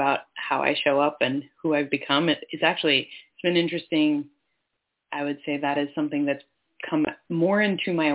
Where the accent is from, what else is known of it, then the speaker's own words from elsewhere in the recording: Finger Lakes region, central New York, United States; now in Washington, United States; I was based in central New York on traditional Seneca Nation land in the Finger Lakes region